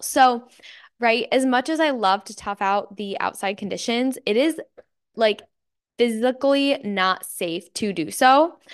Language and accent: English; Michigan, United States; I'm from Michigan and it is very cloudy and dreary and dark